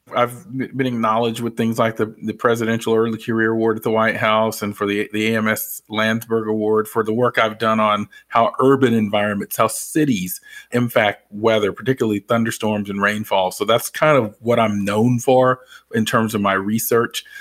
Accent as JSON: {"language": "English", "town": "Atlanta", "region": "Georgia", "country": "United States", "said": "I'm from the Atlanta area"}